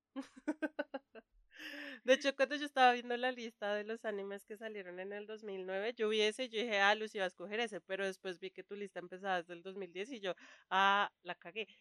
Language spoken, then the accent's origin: Spanish; Colombia; Soy colombiana